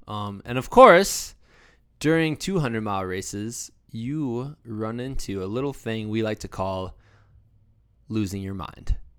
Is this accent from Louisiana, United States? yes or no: no; Iowa, United States; moved away; also born or lived in Virginia; I'm from Iowa. We didn't really have many bears.